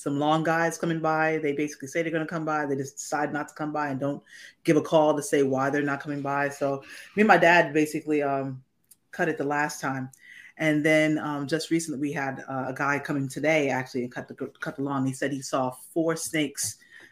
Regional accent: New York City, New York, United States; moved away; In Brooklyn, where I grew up

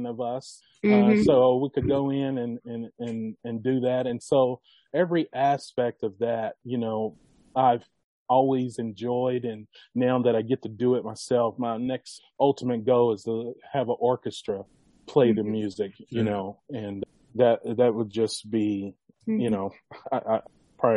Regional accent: Bardstown, Kentucky, United States; also born or lived in Louisville, Kentucky; now in Indianapolis, United States; I was born in Louisville. All my family, majority of my family lived there. But then we moved to Bardstown, Kentucky

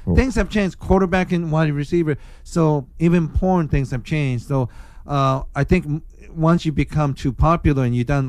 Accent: Bremerton, Washington, United States; this is one thing really fucking pissed me off growing up in Bremerton, Washington.

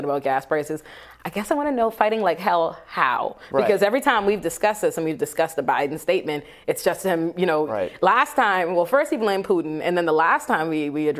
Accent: Nassau, New Providence, Bahamas; moved away; Nassau, the island I'm from in the Bahamas, is 21 by 7 miles long.

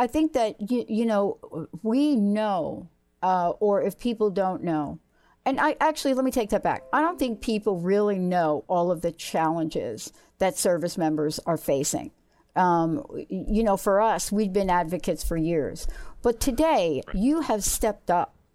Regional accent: New York, United States; I grew up on the East Coast. I grew up in New York

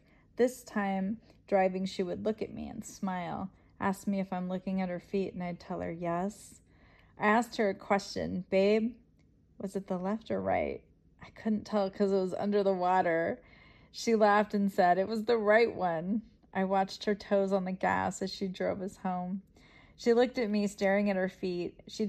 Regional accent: California, United States; I grew up in California.

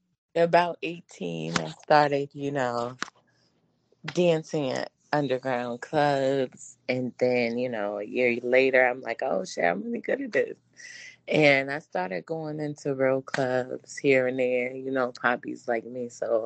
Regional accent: Virginia, United States; now in California, United States; So, you know, I was living in California. I'm originally from Virginia.

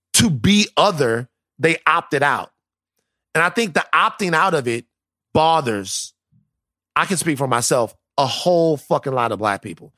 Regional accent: South Louisiana, United States; I am from South Louisiana.

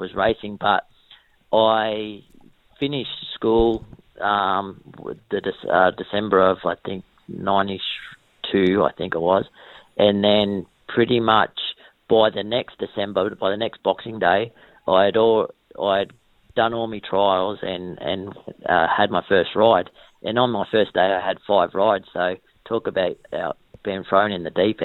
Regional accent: Wagga Wagga, New South Wales, Australia; also born or lived in Berrigan, New South Wales / Corowa, New South Wales / Wodonga, Victoria; moved over here when I was about 3 or 4 years old

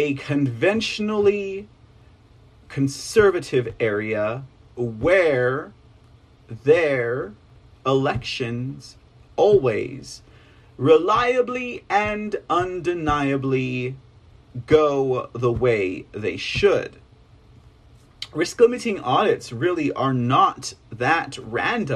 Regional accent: Texas, United States; I'm from Texas.

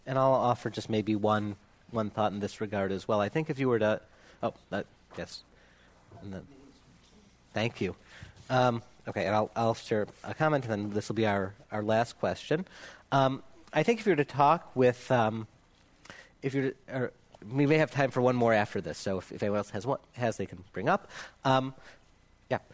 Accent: United States; as an American Jew uh, and as somebody with ancestry from Ukraine

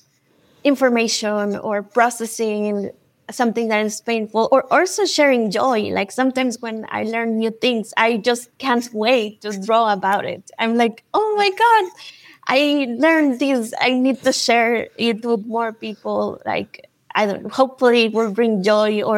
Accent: Mexico; also born or lived in United States; I grew up in Mexico and I lived in the United States

